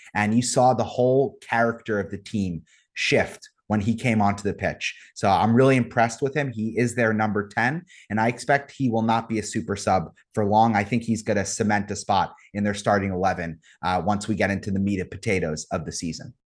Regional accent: United States; as an American

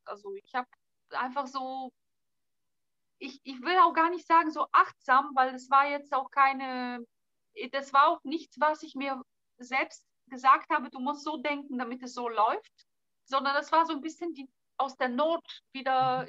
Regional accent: Southern Bulgaria, Bulgaria; first language Bulgarian; German is a second language; now in Berlin, Germany; ich komme aus Südbulgarien, bei uns ist Mittelmeerklima

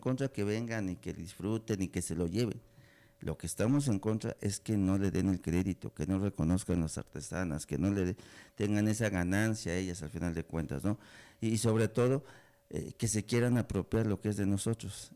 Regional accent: Betaza, Oaxaca, Mexico; yo soy de comunidad, yo soy de aquí de la sierra, soy de Betaza

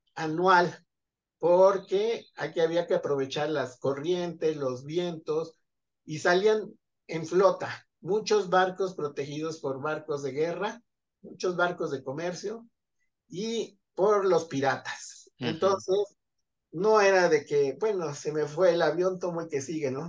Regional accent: Zumpango, State of Mexico, Mexico; soy originario de Zumpango de la Laguna, Estado de México

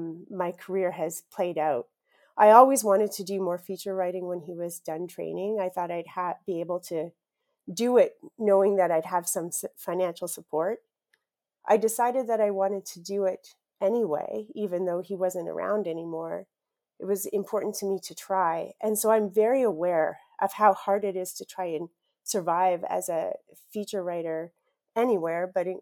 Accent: Saskatchewan, Canada; I grew up in Saskatchewan, and I grew up in a house where journalism was incredibly revered.

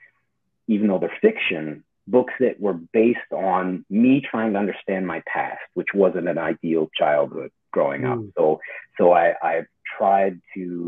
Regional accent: Calgary, Alberta, Canada; moved away; I grew up in Calgary

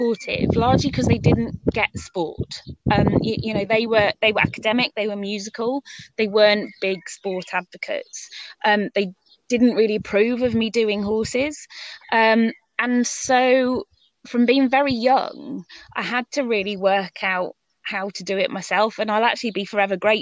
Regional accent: Northumberland, North East England, United Kingdom; also born or lived in Kent; We moved up to Northumberland. My mum was from up that area, so we moved up there when I was 10.

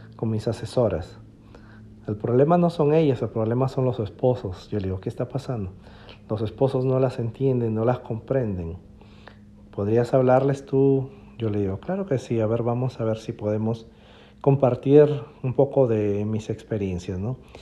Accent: Piura, Peru; moved away as an adult; regresé a mi ciudad natal, a Piura, Perú

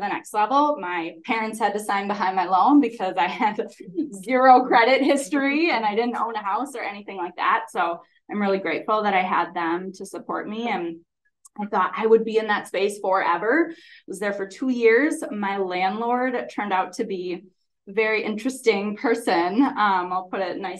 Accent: Holmen, Wisconsin, United States; I'm from Holman, so I really wanted to teach in my hometown

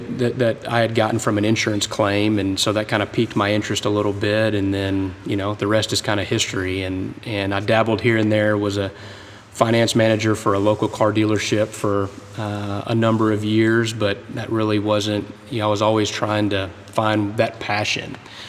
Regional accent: Berlin, Germany; born there; also born or lived in Panama; You know, both my parents served in the U.S. Army. I was born in Berlin, Germany. You know, lived in Panama, lived in just about every military base east of the Mississippi River.

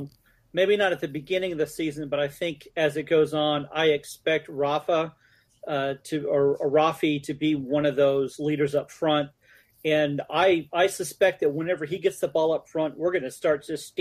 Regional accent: Arizona, United States; moved away; from my home state of Arizona

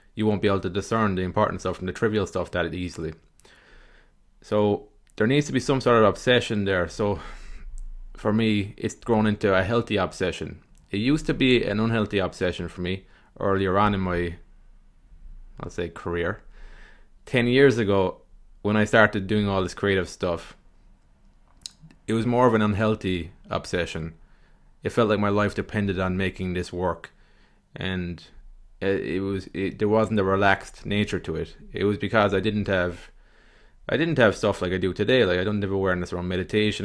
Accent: Ireland; accent: Irish; my Irish kind of accent

